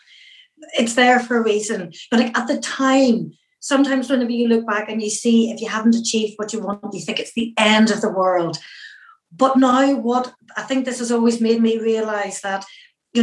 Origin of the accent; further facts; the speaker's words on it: Northern Irish, Northern Ireland, United Kingdom; I'm a Northern Irish Catholic and a woman